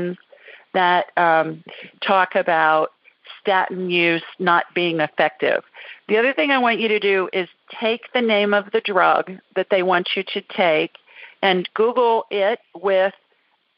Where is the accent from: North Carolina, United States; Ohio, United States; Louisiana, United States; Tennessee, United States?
Ohio, United States; Columbus; moved away; Columbus. Well, terrific. City of my birth.